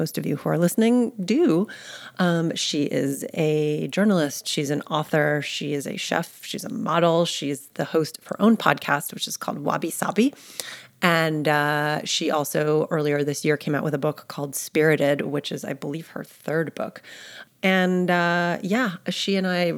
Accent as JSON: {"language": "English", "region": "New York", "country": "United States", "tie": "born or raised there", "moved": "as an adult", "lives_now": "Austin, United States", "said": "I'm born and raised in New York"}